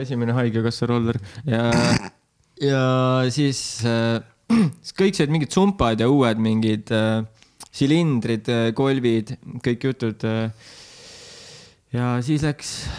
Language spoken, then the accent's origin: Estonian; Tartu, Tartu County, Estonia; Tartus Anne linnas sündisin